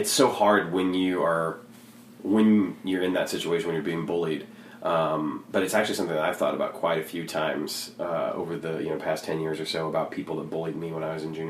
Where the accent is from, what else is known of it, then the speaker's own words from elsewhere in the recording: Gastonia, North Carolina, United States; moved away; I went to high school in this town called Gastonia, which is right outside of Charlotte, North Carolina